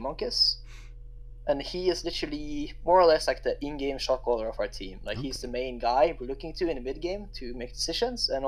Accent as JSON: {"language": "English", "country": "Norway", "said": "I'm from Norway"}